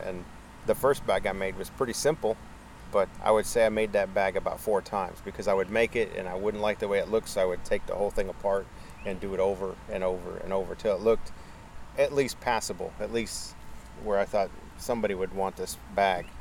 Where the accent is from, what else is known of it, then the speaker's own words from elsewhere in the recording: Naples, Florida, United States; born and raised in Naples, Florida